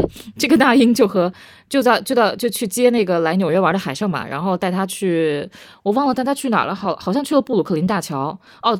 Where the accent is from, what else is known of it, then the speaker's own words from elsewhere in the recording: Beijing, China; also born or lived in Philadelphia; 我作为一个北京人，我先，我先，我先说我是北京人